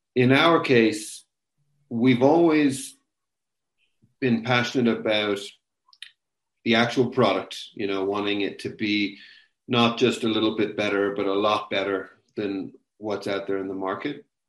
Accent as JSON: {"language": "English", "town": "Limerick", "region": "Munster", "country": "Ireland", "tie": "born or raised there", "also_born_or_lived": "United States / China", "moved": "as an adult", "lives_now": "Kenya", "said": "I was growing up in Limerick in the west of Ireland. And then from then until 23, when I finished university, I was in Ireland"}